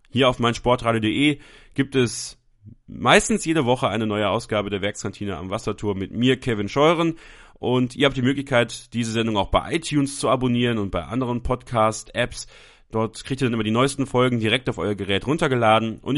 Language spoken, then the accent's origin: German; Belgium; born there; ich bin in Belgien geboren, also äh, habe da sogar eine kleine Verbindung zu